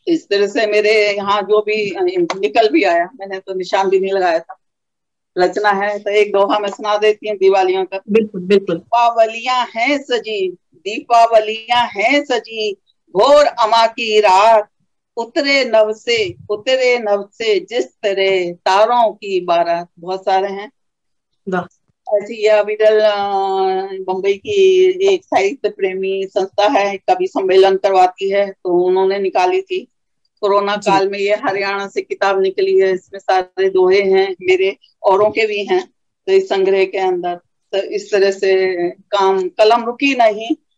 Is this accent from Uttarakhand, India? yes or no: yes; Rishikesh, Uttarakhand, India; नगरी में हमारे पल्लवित पुष्पित हुए वही हमारा जन्म स्थान है